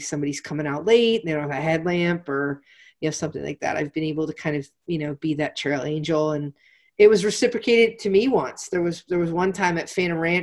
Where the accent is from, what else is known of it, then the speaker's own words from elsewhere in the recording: Pennsylvania, United States; I'm from Pennsylvania, so there's a pretzel company called Unique Pretzels